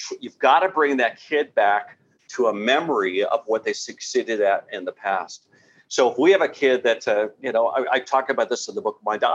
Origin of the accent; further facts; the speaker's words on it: San Diego, California, United States; I grew up in San Diego, and we used to go to Shamu shows about once a month during the summertime at least.